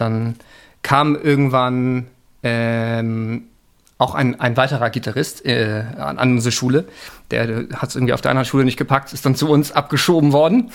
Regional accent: Hamburg, Germany; Ich bin in Hamburg geboren

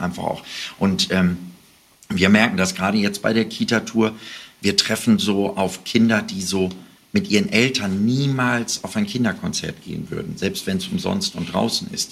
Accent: Jöllenbeck, North Rhine-Westphalia, Germany; Das ist meine Heimatstadt

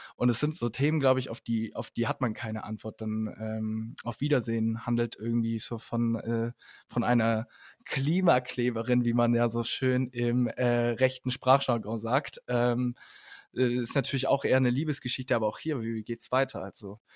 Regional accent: Ulm, Baden-Württemberg, Germany; wir kommen aus Ulm

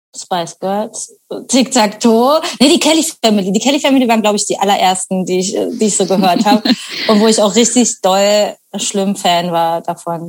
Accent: Potsdam, Brandenburg, Germany; now in Berlin, Germany; ich bin halt eben auch im Speckgürtel von Berlin aufgewachsen

